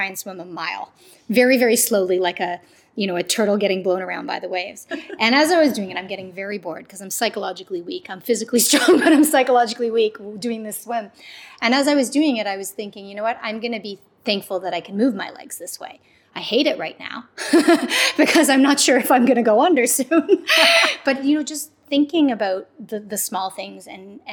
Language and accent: English; Canada; I grew up in Canada and my mom came from Jamaica